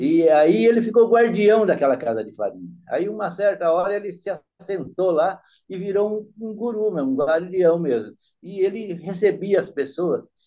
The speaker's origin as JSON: {"language": "Portuguese", "town": "São Bernardo do Campo", "region": "São Paulo", "country": "Brazil", "tie": "born or raised there", "said": "descendente de italiano que tinha muito em São Bernardo, onde eu me criei"}